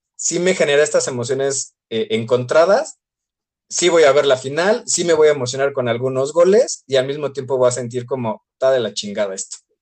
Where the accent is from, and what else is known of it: Mexico